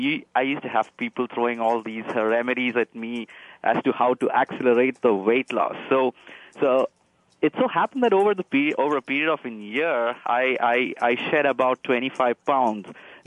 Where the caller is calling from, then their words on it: Palo Alto, California, United States; Okay, I'm calling from Palo Alto, California, and it's about 8 a.m. in the morning.